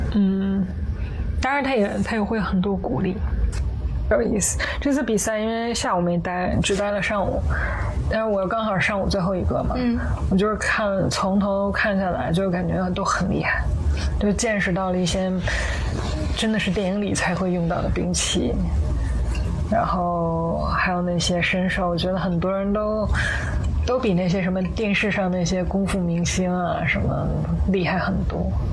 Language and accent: Chinese; Tianjin, China; moved away as an adult; now in Hong Kong; 我是天津人